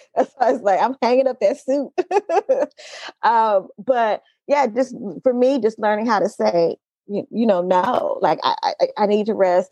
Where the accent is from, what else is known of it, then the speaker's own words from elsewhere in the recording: Oakland, California, United States; also born or lived in Los Angeles; I grew up in Oakland. I grew up specifically in East Oakland